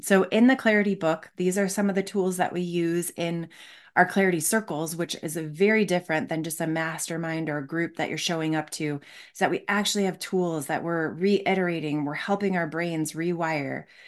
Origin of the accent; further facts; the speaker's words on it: Michigan, United States; I grew up in Michigan